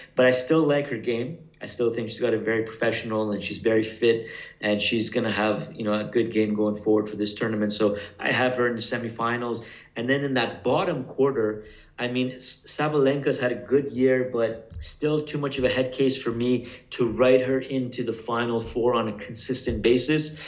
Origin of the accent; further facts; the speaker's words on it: Canada; I'm from Canada